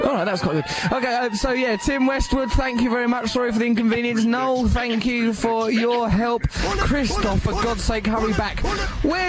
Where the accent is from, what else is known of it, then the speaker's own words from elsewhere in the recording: England, United Kingdom; I'm English